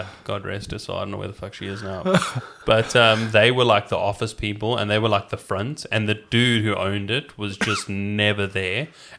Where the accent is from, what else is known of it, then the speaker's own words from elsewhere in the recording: South Africa; Yeah, it was pretty chilled. It was, you know what, it was like we were the same level as, like, you know, an ordinary working class Rockingham family, except there was just like a massive another class beneath us.